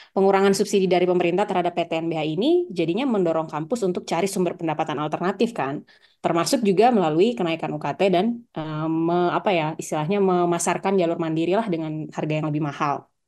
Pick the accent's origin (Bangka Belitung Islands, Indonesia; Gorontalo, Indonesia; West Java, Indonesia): Gorontalo, Indonesia; di Gorontalo di daerah saya